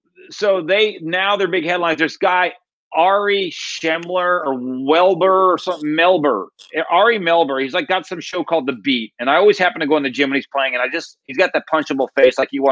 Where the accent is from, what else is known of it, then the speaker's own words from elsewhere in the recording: East Coast, United States; I mean, hell, I come from the East Coast.